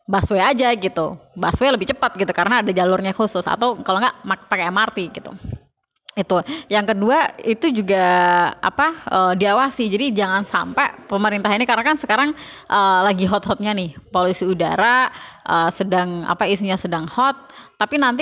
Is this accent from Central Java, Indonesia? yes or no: no; Yogyakarta, Special Region of Yogyakarta, Indonesia; Apalagi saya saya dari Jogja gitu, kalau di Jogja itu Trans Jogja itu lebih jauh lebih buruk dibandingkan Transjakarta.